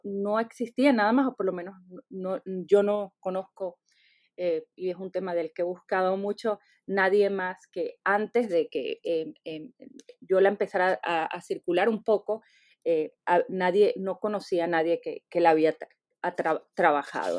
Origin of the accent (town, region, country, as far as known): Venezuela; born or raised there; now in United States